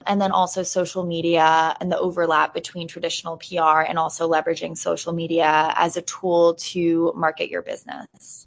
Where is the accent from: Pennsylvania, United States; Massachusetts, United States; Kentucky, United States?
Pennsylvania, United States; Hawley; moved away as an adult; also born or lived in Washington, D.C. / New York City / Boston; I enjoyed my experience growing up here